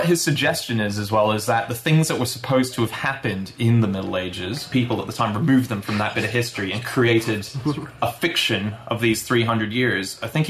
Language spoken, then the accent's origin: English; United States; just as an American and a baseball fan